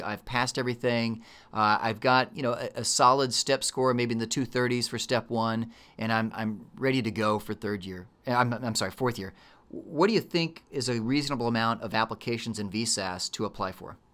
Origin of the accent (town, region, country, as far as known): Texas, United States